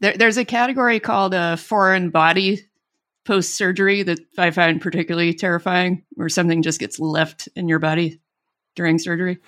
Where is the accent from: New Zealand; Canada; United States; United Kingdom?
United States; Alabama; born or raised there; moved away